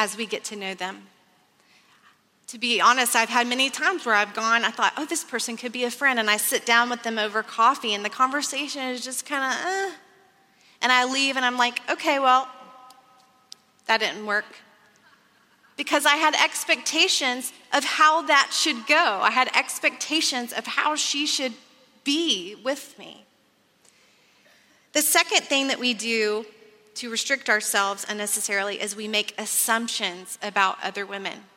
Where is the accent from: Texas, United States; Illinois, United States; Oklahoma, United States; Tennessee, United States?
Texas, United States; I grew up in Texas, which you may know is famous for oil and cattle